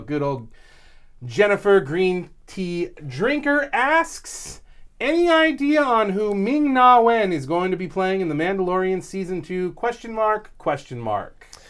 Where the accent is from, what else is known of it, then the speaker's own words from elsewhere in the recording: California, United States; I grew up in California